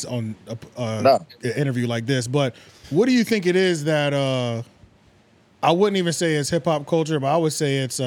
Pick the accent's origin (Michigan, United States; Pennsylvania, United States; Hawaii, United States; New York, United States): Pennsylvania, United States; Philadelphia; now in North Carolina, United States; I'm not from North Carolina. I'm from Philly